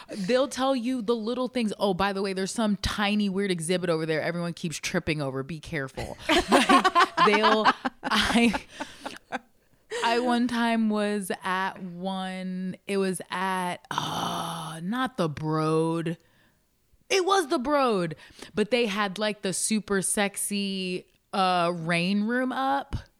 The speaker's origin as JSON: {"language": "English", "town": "Baltimore", "region": "Maryland", "country": "United States", "tie": "born or raised there", "said": "I was born in Baltimore"}